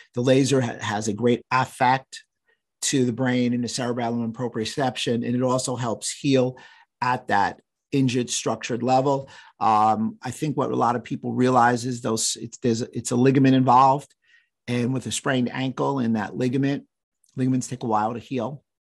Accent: New York, United States; I'm from New York

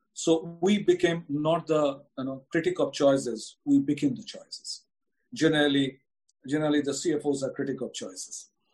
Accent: India; as an Indian

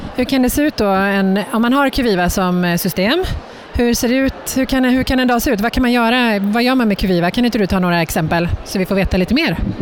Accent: Brunflo, Jämtland, Sweden; Jag är från Brunflo

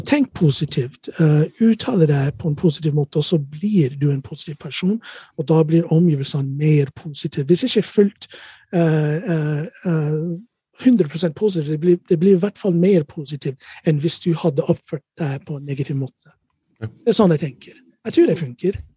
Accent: Ohio, United States; Norwegian is a second language; moved away as an adult; also born or lived in Chicago, United States / Hurum, Norway; now in Norway; Født og oppvokst i Ohio

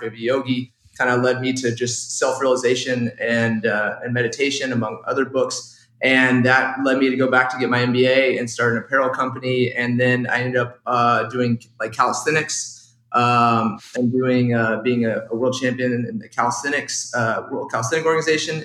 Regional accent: Texas, United States; growing up in Texas, really wanted to play football

